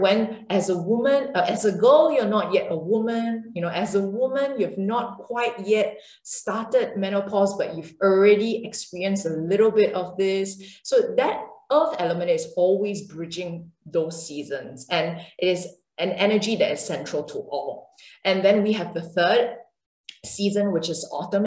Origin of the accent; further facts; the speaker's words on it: Singapore; I come from Singapore and uh, an Asian background